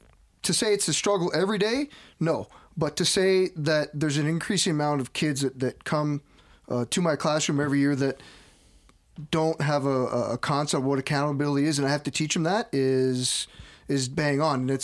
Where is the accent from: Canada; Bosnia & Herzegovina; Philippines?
Canada; as a Canadian born and raised